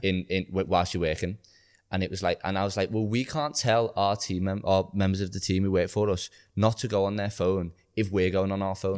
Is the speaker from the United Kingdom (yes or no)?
yes; Liverpool, North West England, United Kingdom; I was like, "Oh, Liverpool."